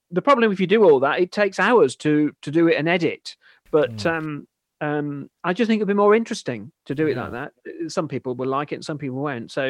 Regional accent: Yorkshire and the Humber, United Kingdom; accent: Yorkshire; in my natural accent, which is technically Yorkshire, and I probably don't sound it

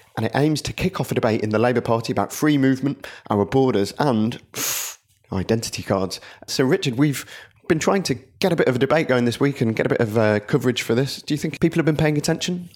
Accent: Blackburn, North West England, United Kingdom; my hometown Blackburn

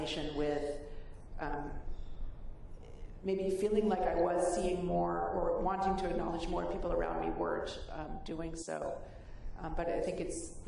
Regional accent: San Francisco Bay Area, California, United States; growing up in the San Francisco Bay Area with poverty around me

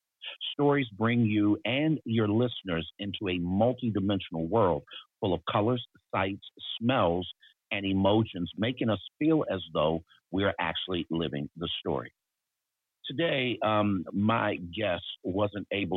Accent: Baltimore, Maryland, United States; I was born in Baltimore, Maryland, and raised in a single parent home

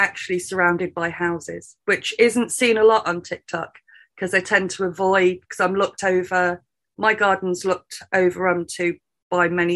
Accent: United Kingdom; being British

